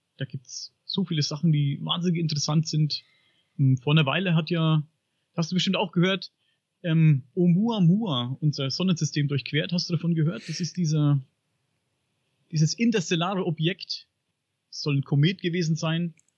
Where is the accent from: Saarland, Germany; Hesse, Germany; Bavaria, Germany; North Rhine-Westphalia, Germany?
Bavaria, Germany; Upper Franconia; Ich komme aus Oberfranken.